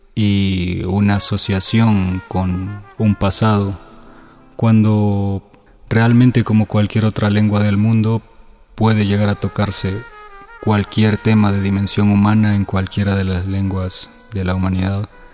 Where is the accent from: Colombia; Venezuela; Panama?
Panama; also born or lived in El Salvador; now in Mexico City, Mexico; nací en El Salvador, crecí en Panamá, actualmente vivo en Ciudad de México